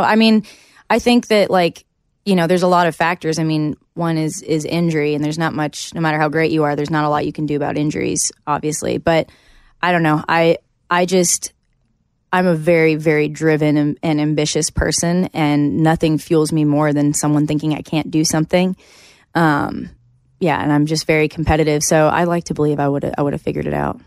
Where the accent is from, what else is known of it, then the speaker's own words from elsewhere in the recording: Canada; moved away as an adult; now in Nashville, United States; coming here as a Canadian and kind of, like, starting all over again